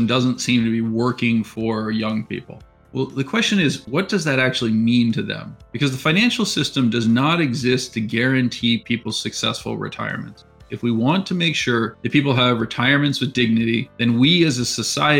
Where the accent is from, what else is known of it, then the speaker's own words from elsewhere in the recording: San Francisco, California, United States; also born or lived in Pennsylvania; I'm from the San Francisco area, which is where I'm speaking from right now, actually, but went east to go to college